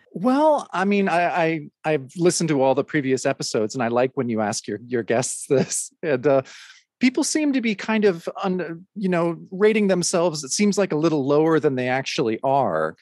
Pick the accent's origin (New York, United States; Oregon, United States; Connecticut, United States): Oregon, United States; Mount Hood; we lived in a little trailer on the on uh, a mountain here in Oregon called Mount Hood